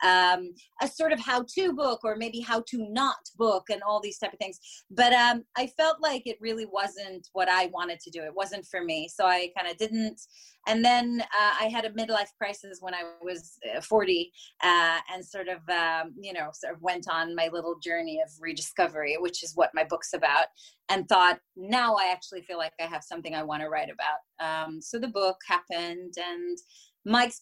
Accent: Israel; moved away; I'm originally from Israel

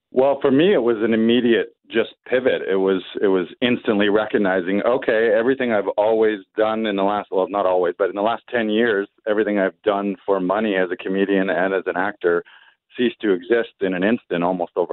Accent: Orillia, Ontario, Canada; I had done a sellout show in my hometown in Orillia, which incidentally I had never done a show.

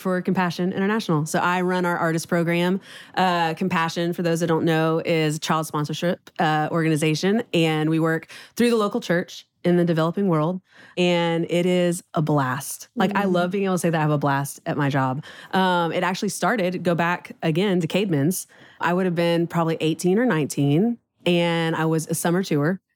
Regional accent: Houston, Texas, United States; moved away as an adult; now in Nashville, United States; born and raised in Houston

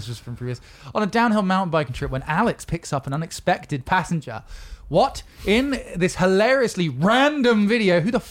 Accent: United Kingdom; We're British.

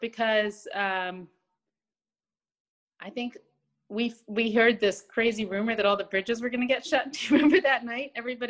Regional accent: London, United Kingdom; moved away as an adult; now in United States; No, you know what's weird? I'm from London, but my parents are both Americans. So they raised me as an American in London.

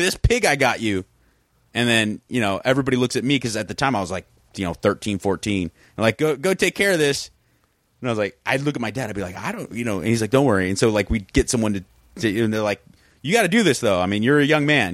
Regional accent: South Pasadena, California, United States; also born or lived in Venice, Los Angeles; I grew up in that neighborhood. That's, that's kinda like my hometown.

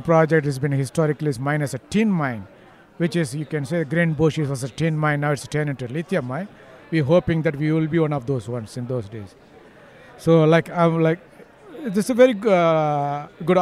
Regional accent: India; moved away as an adult; now in Perth, Australia; originally from India, I moved 22 years ago.

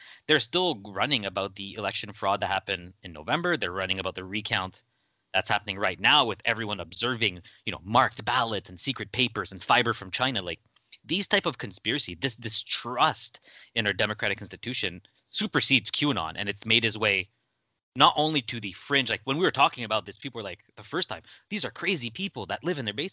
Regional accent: Canada; my home country of Canada.

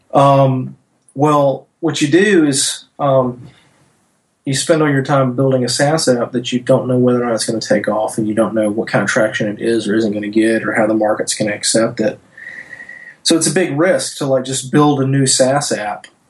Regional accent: North Louisiana, United States; moved away; I'm from North Louisiana, small town banker

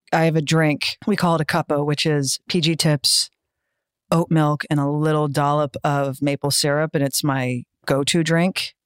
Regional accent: United States; I'm American

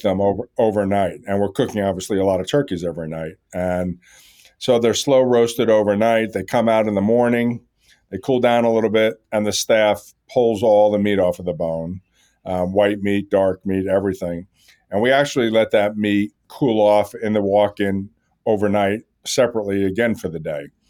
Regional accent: New York, United States; I grew up around Katz's Deli in New York

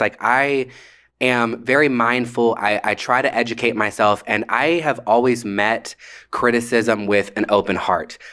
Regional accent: Atlanta, Georgia, United States; I grew up in Atlanta

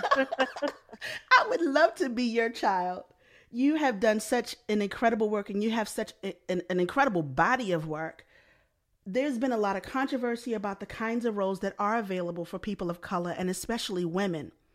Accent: Baltimore, Maryland, United States; I'm from Baltimore as well

